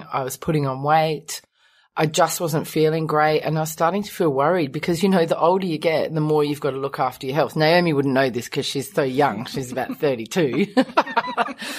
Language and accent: English; Australia; now in Hong Kong; I'm an Australian woman and I've been living in Hong Kong for many years